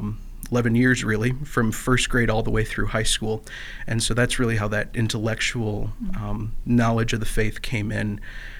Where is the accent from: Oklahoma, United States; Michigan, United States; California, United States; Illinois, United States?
Michigan, United States; Perry; I am from a small town called Perry. It's within the Diocese of Lansing